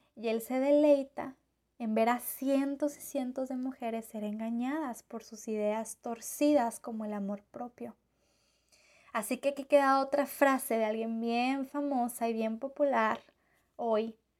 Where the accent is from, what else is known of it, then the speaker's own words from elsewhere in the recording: Mexico; yo como mexicana